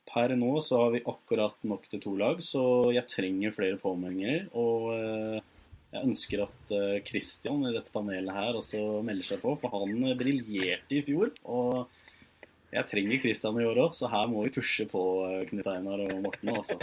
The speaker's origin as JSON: {"language": "Norwegian", "town": "Sandefjord", "region": "Vestfold", "country": "Norway", "said": "Jeg kommer fra Sandefjord"}